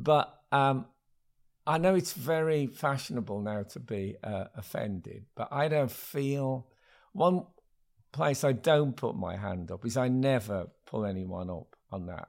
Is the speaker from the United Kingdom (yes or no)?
yes; Smethwick, West Midlands, United Kingdom; when I grew up in Smethwick in the seventies